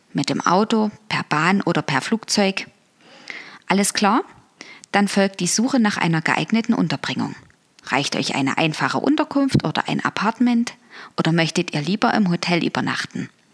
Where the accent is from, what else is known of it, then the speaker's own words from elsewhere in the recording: Dresden, Saxony, Germany; Dresden. Meine Heimatstadt ist ja eher historisch